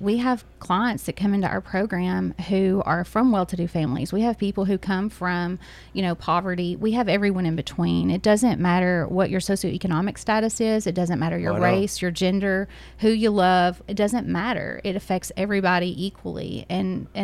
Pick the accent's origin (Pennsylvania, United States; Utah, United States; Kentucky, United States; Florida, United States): Kentucky, United States; Greensburg; moved away; I'm from the central part of Kentucky. I grew up in Greene County